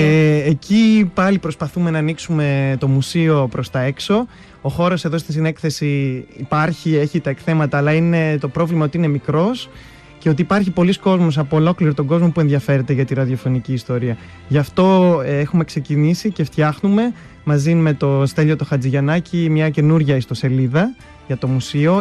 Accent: Thessaloniki, Central Macedonia, Greece; μεγάλωσα εδώ στη Θεσσαλονίκη

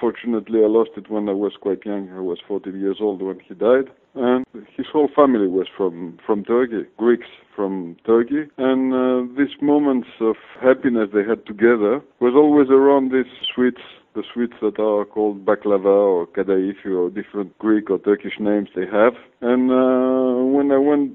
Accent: France; moved away as an adult; now in Greece; I was brought up in France, as I arrived when I was 3 months old, and came back to Greece in 2000.

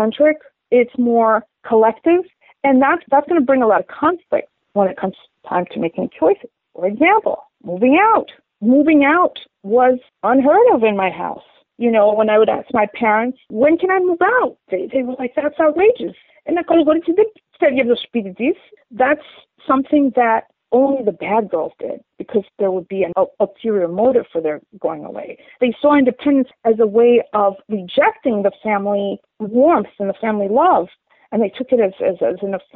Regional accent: New York City, New York, United States; also born or lived in South Africa / Greece; And then I grew up in New York.

